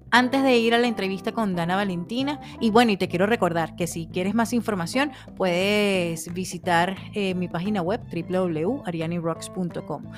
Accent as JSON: {"language": "Spanish", "country": "Venezuela", "moved": "as an adult", "lives_now": "Phoenix, United States", "said": "soy comunicadora venezolana residenciada en Phoenix, Arizona"}